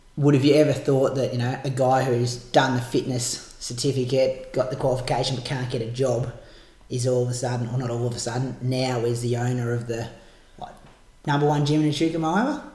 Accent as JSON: {"language": "English", "town": "Bendigo", "region": "Victoria", "country": "Australia", "said": "I'm from Bendigo"}